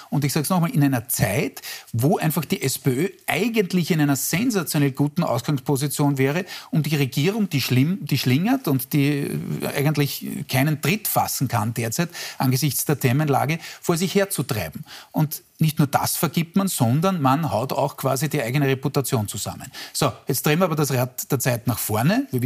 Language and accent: German; Styria, Austria; nehm ich gern hin als Steirer.